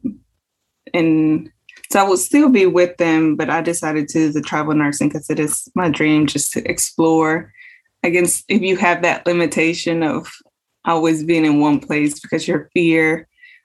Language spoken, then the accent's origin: English; Jackson, Mississippi, United States; also born or lived in Mexico / Texas; came here to Mississippi. So I did all my elementary, middle school and high school in Mississippi